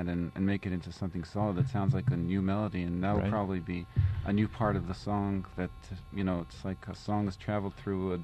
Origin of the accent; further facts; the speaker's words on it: Israel; now in Queens, United States; I grew up in Israel